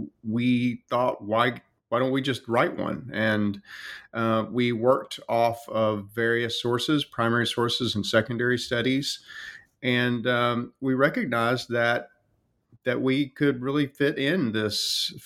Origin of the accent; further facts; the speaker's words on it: North Carolina, United States; moved away; also born or lived in Tennessee; I come from North Carolina